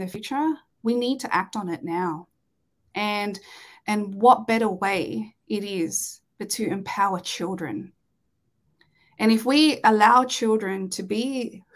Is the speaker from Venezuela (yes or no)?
no; Australia; growing up in Australia, it's the culture here is a little bit different